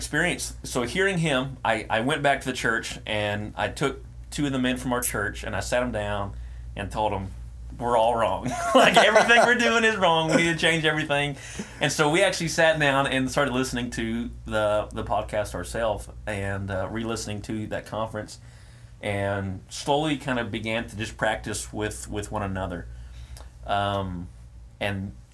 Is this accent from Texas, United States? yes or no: yes; Lumberton, Texas, United States; also born or lived in Silsbee, Texas; Lumberton, which is my hometown.